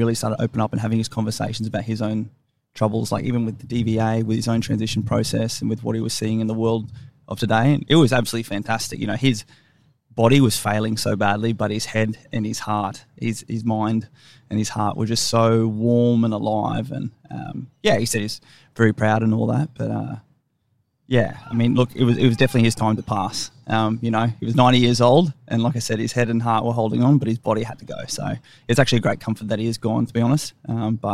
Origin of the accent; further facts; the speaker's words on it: Brisbane, Queensland, Australia; moved away as an adult; also born or lived in Sydney / Fayetteville, North Carolina / Canberra; I grew up in Fernie Grove. There wasn't a lot going on there up in the northern suburbs of Brisbane.